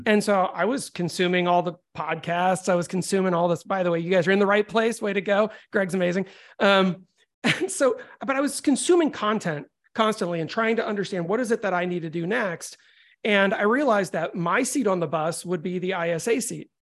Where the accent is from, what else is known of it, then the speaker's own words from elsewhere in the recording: Florida, United States; also born or lived in Chicago; I was born in Chicago, but I moved to Florida when I was young, and I grew up in a music household.